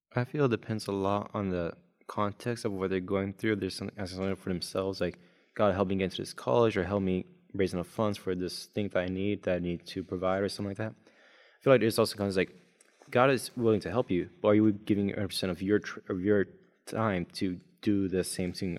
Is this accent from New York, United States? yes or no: no; Cape Canaveral, Florida, United States; moved away as an adult; now in Collegedale, United States; Originally from Florida, so a sunshiny state